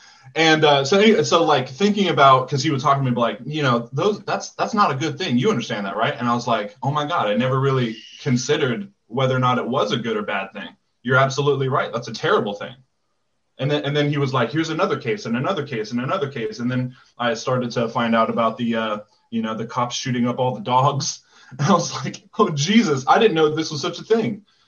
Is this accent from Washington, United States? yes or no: yes; Fort Lewis, Washington, United States; So I grew up in Washington on Fort Lewis, and my dad was in the infantry